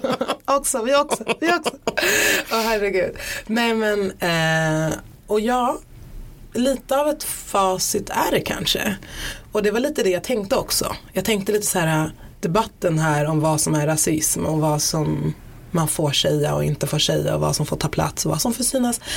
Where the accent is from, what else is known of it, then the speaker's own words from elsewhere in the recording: Stockholm, Stockholm County, Sweden; jag brukar identifiera mig som stockholmare